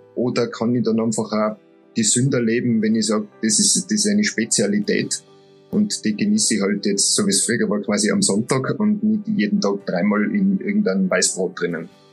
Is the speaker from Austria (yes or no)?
yes; Tyrol, Austria; bei uns in Tirol